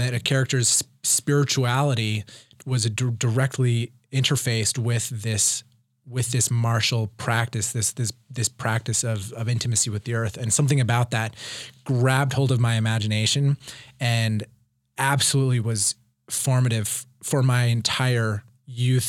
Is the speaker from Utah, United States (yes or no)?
yes; Provo, Utah, United States; I grew up in Provo on, in the foothills of Wye Mountain.